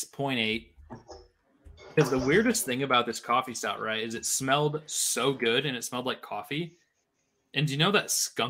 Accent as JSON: {"language": "English", "region": "Midwest", "country": "United States"}